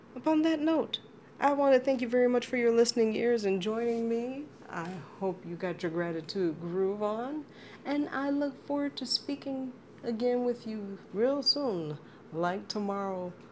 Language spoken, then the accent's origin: English; Chicago, Illinois, United States; being a Chicagoan